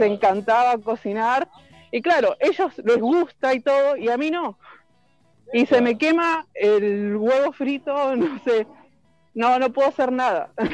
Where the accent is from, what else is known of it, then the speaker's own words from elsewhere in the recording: Argentina; now in Parral, Chile; Soy argentina, 100% sangre chilena